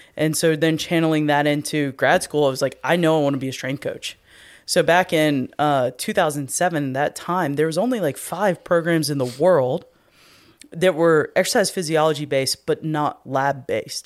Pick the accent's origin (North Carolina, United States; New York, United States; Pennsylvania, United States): North Carolina, United States; moved away; where I grew up in North Carolina